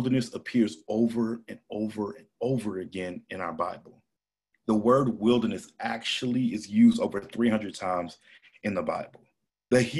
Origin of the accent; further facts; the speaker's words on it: St. Louis, Missouri, United States; now in Atlanta, United States; I was born and raised in St. Louis, Missouri